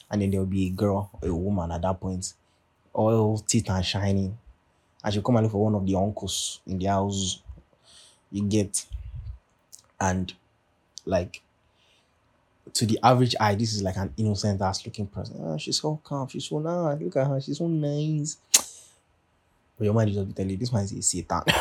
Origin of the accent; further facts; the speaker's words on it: Nigeria; now in United States; Like I know I live in America and all, but like duh, I'm Nigerian first and foremost, you know what I'm saying? Like I know that I only come home in December for like, you know, dirty December.